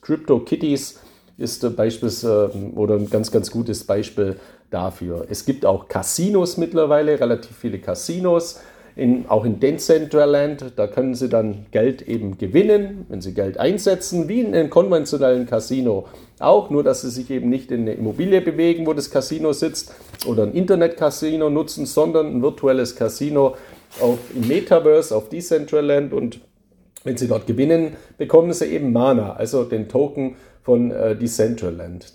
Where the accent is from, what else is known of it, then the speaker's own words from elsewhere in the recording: Swabia, Baden-Württemberg, Germany; accent: Swabian; Ich bin ja ein Schwabe, hört man ja auch an meiner Stimme.